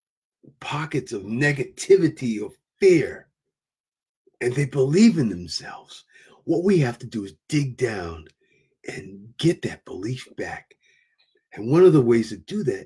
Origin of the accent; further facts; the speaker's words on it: Providence, Rhode Island, United States; I'm from Providence, Rhode Island